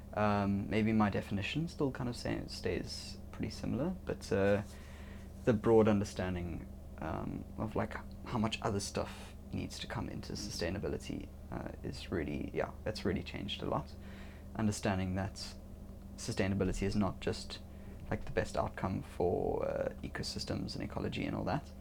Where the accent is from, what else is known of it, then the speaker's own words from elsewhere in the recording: Cape Town, Western Cape, South Africa; I'm from South Africa, uh, Cape Town specifically